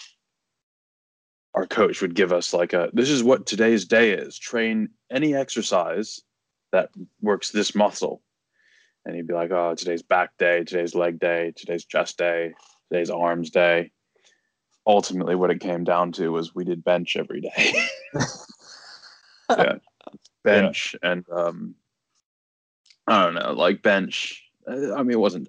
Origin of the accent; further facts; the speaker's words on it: United States; moved away as an adult; I'm an American. who's not lived there for like 9 years